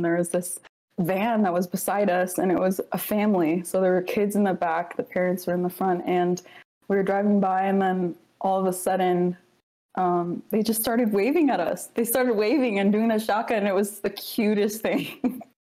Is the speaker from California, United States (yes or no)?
no; Alaska, United States; also born or lived in Samoa; I was born in Samoa, but yeah, raised in Alaska.